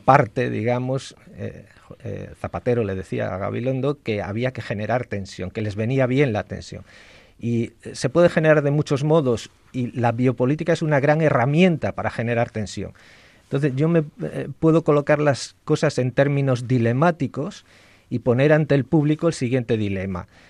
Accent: León, Castile and León, Spain; yo soy leonés

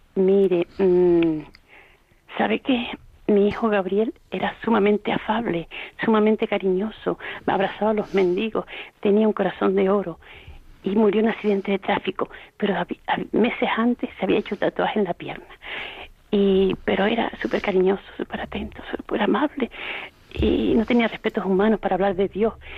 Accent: Canary Islands, Spain; soy de Canarias

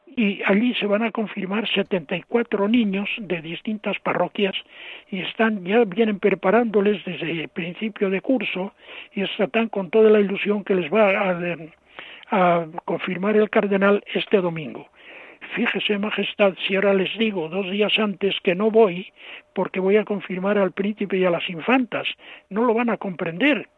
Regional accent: Cuenca de Campos, Castile and León, Spain; now in Toledo, Spain; mi pueblo, pueblos de la provincia de Valladolid, Cuenca de Campos

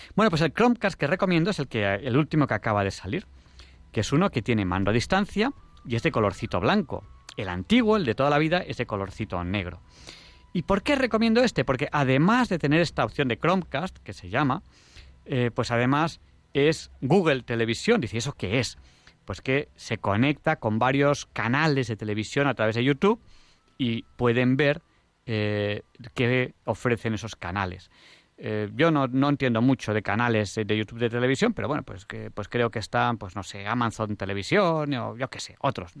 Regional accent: Catalonia, Spain; soy catalán, que tenemos fama de ahorradores

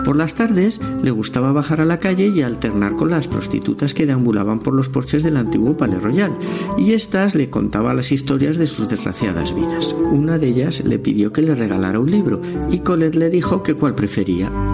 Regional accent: Madrid, Community of Madrid, Spain; soy muy madrileño, si cabe eso del muy, porque por parte de madre hasta mis bisabuelos eran de Madrid y por parte de padre mis abuelos

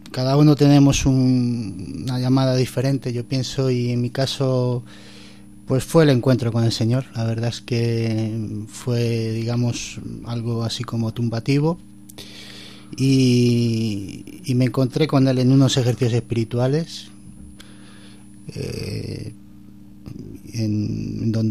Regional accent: Madrid, Community of Madrid, Spain; now in Coria, Spain; Soy de Madrid.

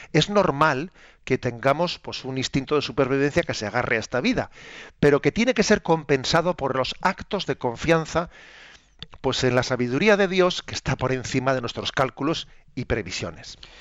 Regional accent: Spain; entre nosotros en España

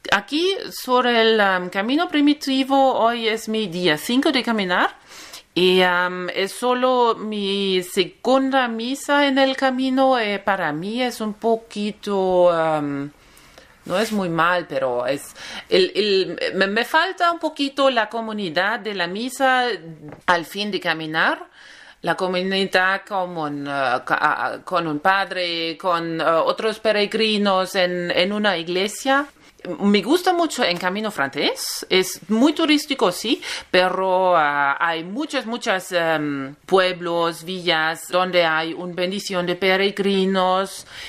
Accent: Germany; Spanish is a second language; tengo 39 eh, años, em, soy de Alemania

